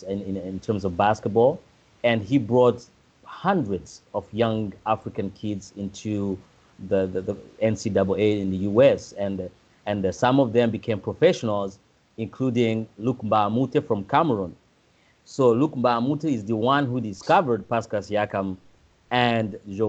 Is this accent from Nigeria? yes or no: no; Burundi; moved away; growing up in Burundi